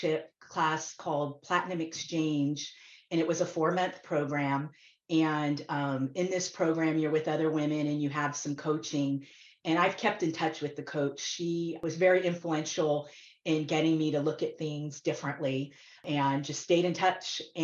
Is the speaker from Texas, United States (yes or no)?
no; Florida, United States; I grew up in Florida near Kennedy Space Center